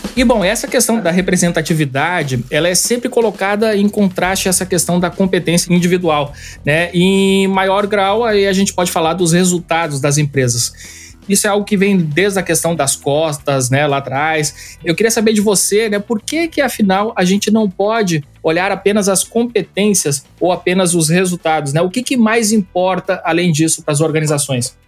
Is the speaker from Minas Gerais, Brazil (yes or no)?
no; Paraíba, Brazil; a minha educação foi aqui na Paraíba